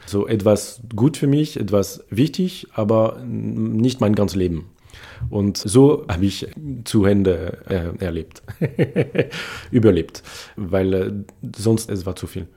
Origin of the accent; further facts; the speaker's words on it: Paris, Île-de-France, France; German is a second language; moved away as an adult; also born or lived in Switzerland; now in Nancy, France; Ich bin aus Paris und ich habe dann in, in der Schweiz studiert